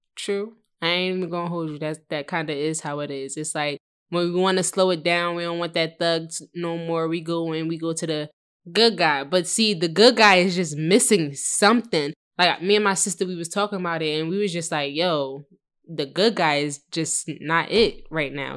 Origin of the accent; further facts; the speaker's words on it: New Jersey, United States; moved away as an adult; also born or lived in Philadelphia, Pennsylvania; I'm from Philly, but I originated from Jersey